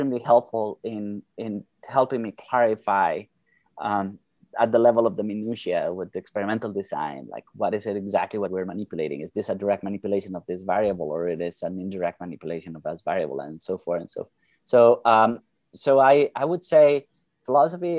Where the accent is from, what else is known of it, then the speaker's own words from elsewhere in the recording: Bogotá, Colombia; moved away as an adult; now in United States; I'm from originally from Bogota, Colombia, where I did my undergrad